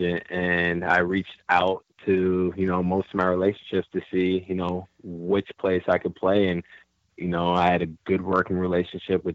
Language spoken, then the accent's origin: English; Chicago, Illinois, United States; also born or lived in Salt Lake City, Utah; now in Orlando, United States